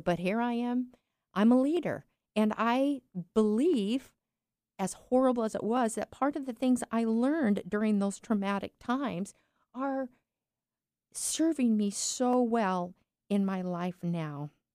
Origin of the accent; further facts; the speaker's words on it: eastern Washington, United States; also born or lived in California; we moved from California, this big, big metropolis, to this little tiny town in eastern Washington.